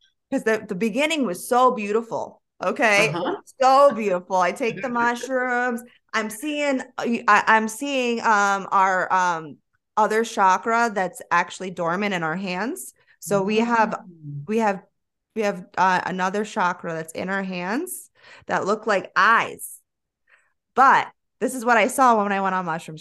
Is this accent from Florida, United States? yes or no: yes; Florida, United States; I'm from Florida